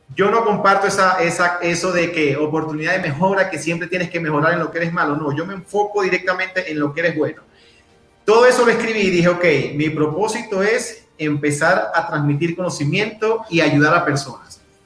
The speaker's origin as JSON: {"language": "Spanish", "town": "Maturín", "region": "Monagas", "country": "Venezuela", "tie": "born or raised there", "moved": "as an adult", "lives_now": "Mexico City, Mexico", "said": "soy venezolano, tengo 33 años, soy de Maturín, Estado Monagas, al oriente del país."}